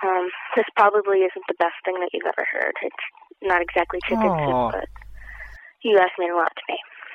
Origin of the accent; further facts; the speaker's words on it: Pennsylvania, United States; I'm from Pennsylvania.